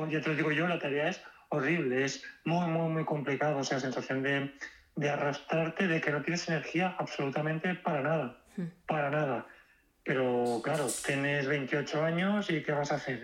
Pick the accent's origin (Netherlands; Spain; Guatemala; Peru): Spain; Valencia, Valencian Community; Yo soy de Valencia